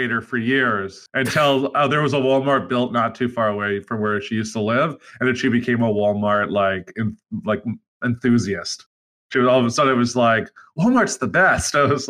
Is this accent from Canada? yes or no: yes; Canada; as a Canadian